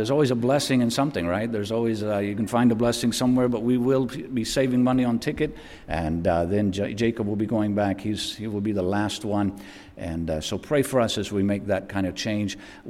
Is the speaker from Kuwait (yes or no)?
no; Philippines; by way of supporting my dad and feeding our family, or help feeding our family as we grew up in the Philippines.